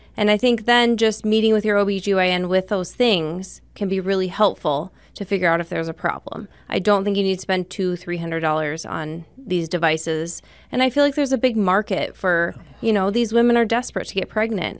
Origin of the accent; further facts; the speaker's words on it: Rapid City, South Dakota, United States; also born or lived in Spearfish, South Dakota; I'm from Rapid City